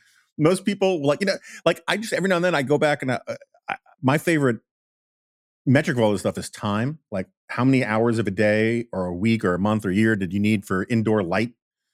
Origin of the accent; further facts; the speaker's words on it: New York, United States; the hippies I grew up with in New York, they were just basically rebelling against their corporate lawyer parents or whatever.